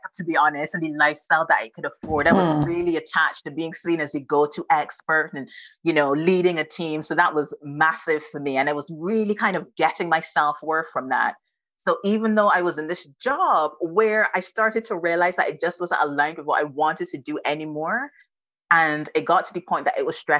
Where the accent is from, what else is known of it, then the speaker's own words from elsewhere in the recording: Barbados; moved away as an adult; now in United Kingdom; I'm not from the UK. I am Bajan to the bone. I'm 100% Bajan. So I'm from Barbados. And I came over to the UK when I was 21.